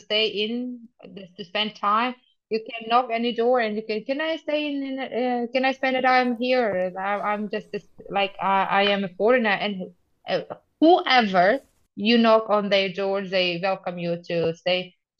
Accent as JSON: {"language": "English", "country": "Tajikistan", "tie": "born or raised there", "second_language": "English", "said": "I am 33 years old. I'm going to be 34 next month. I am from Tajikistan. It's a very small country in Central Asia, next to China. It borders with China, Uzbekistan, Afghanistan, and Kyrgyzstan. I teach English here in my hometown"}